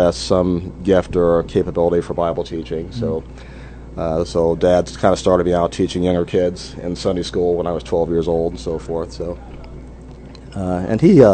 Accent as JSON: {"language": "English", "town": "Indianapolis", "region": "Indiana", "country": "United States", "tie": "born or raised there", "said": "Circle City native, so I was born, raised here in Indianapolis"}